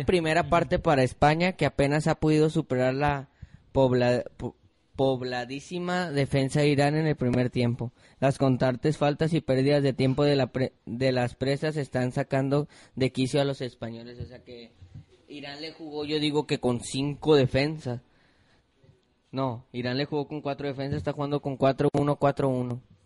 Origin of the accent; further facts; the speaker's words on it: Mexico; yo siendo mexicano